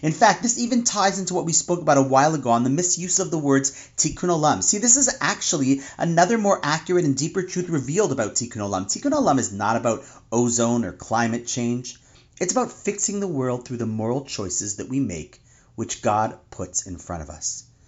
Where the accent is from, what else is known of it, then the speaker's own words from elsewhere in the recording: Toronto, Ontario, Canada; my hometown of Toronto